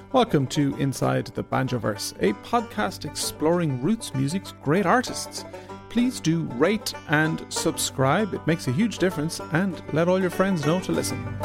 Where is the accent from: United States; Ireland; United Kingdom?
Ireland; I'm an Irish guy